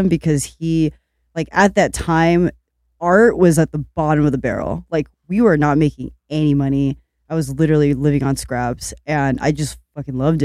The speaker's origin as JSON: {"language": "English", "town": "Long Beach", "region": "California", "country": "United States", "tie": "born or raised there", "said": "I grew up in Long Beach."}